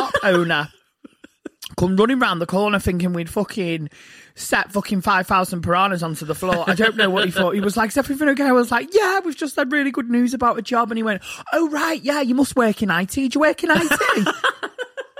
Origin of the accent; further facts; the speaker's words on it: Liverpool, North West England, United Kingdom; because I'm from Liverpool, it's like, I'm from Liverpool.